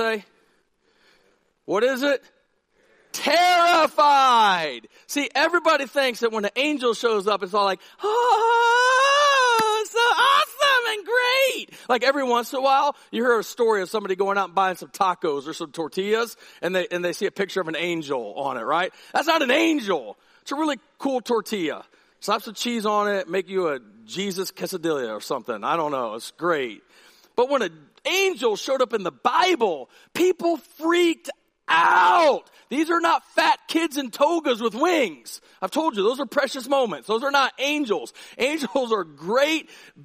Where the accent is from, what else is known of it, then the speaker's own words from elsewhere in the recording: Massillon, Ohio, United States; moved away; In fifth grade, I went to Amherst Elementary School in Massillon, Ohio